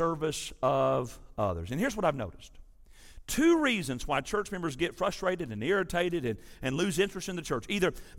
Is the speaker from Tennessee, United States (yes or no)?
yes; West Tennessee, United States; I was raised in West Tennessee